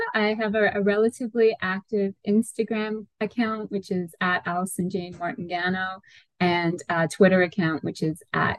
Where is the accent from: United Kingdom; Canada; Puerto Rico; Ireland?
United Kingdom; Northern England; now in United States; So my hometown is a little town in northern England. It's about 25 miles out from Manchester.